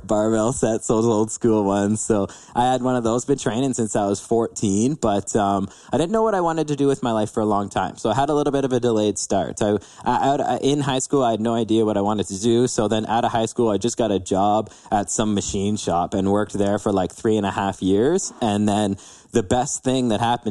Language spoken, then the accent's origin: English; London, Ontario, Canada; born and raised in London, Ontario